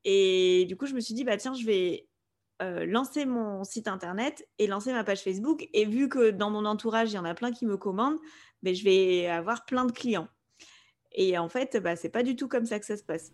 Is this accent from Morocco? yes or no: no; Spain; first language Spanish; French is a second language; moved away; avec mon frère, on a grandi en Espagne, donc euh, l'espagnol, c'est notre langue euh, maternelle